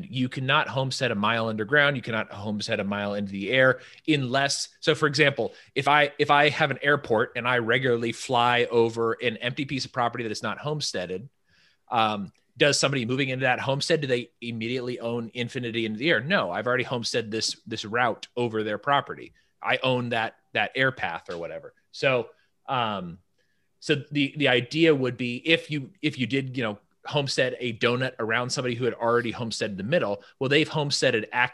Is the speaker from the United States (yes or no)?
yes; Northern California, United States; I'm from Northern California